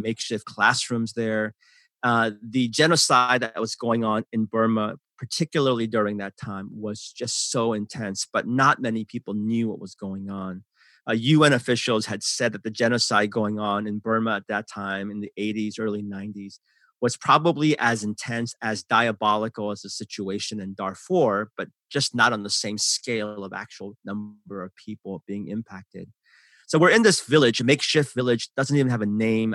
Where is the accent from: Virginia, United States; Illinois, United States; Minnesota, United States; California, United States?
California, United States; San Francisco; English is a second language; also born or lived in Seoul, South Korea; I grew up in San Francisco, uh, that's where my heart is still